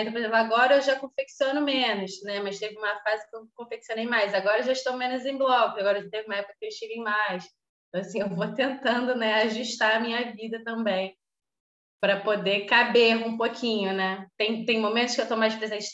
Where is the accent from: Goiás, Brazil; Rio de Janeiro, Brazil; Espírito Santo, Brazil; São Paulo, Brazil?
Rio de Janeiro, Brazil; Petrópolis; now in Rio de Janeiro, Brazil; eu nasci no Rio, mas cresci em Petrópolis